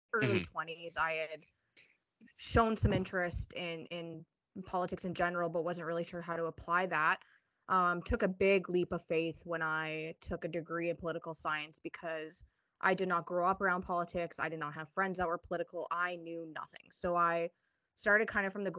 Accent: Northern Saskatchewan, Canada; I am from Northern Saskatchewan. My nation is in Southern Saskatchewan

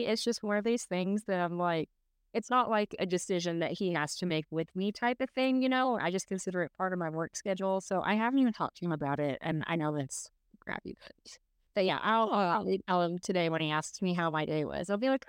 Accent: Dallas, Texas, United States; moved away as an adult; also born or lived in Houston; born and raised in Dallas, Texas. I graduated in 2004. I moved to Houston to go to an automotive trade school. When I graduated from there, I moved to Utah kind of on a whim.

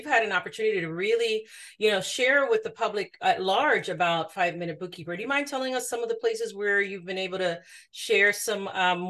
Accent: Jamaica; I'm also from Jamaica. So, I can completely understand and relate to the childhood she's talking about. So, I also grew up in a rural community in another parish and had the family around me, several generations, right?

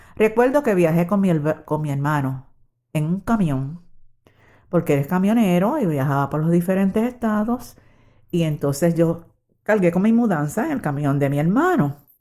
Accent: Puerto Rico; moved away as an adult; also born or lived in New York, United States / Switzerland; Yo nací en Puerto Rico. Nací en 1946

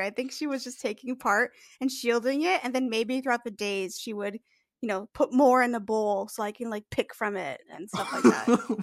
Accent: Canada; I'm Canadian

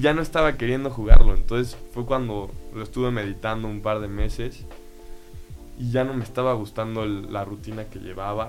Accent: Mexico City, Mexico; now in Querétaro, Mexico; yo nací en la Ciudad de México y pues desde chiquito este, empecé a jugar en los equipos del club

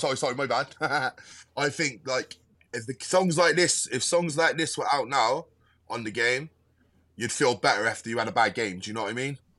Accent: Westbury, South West England, United Kingdom; born or raised there

